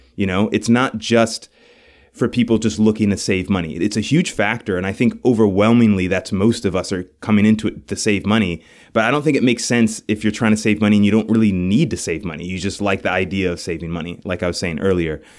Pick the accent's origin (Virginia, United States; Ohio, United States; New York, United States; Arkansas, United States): New York, United States; New York City; moved away as an adult; now in Buffalo, United States; we're from New York City. Our families are from there